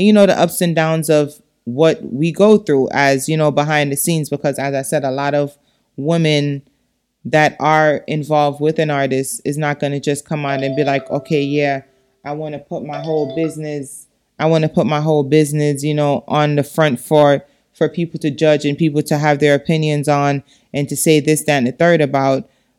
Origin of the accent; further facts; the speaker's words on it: Jamaica; Because it's something that is disgusting as a Jamaican to feel like, damn, I'm here